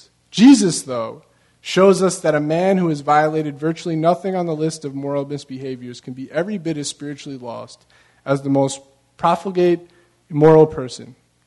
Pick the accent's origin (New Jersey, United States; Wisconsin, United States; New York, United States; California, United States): California, United States; Long Beach; You know, I'm originally from Long Beach, and at every single one of the ramps on the boardwalk, when you get off, there's a place for you to wash your feet off, right?